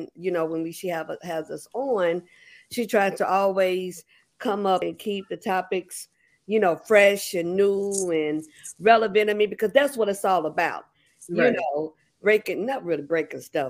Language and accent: English; Chicago, Illinois, United States; We're from Chicago.